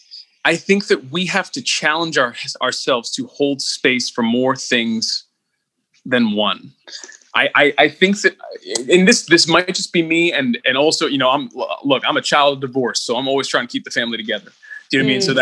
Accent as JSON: {"language": "English", "country": "United States", "said": "I'm an American. I'm an American with all that entails"}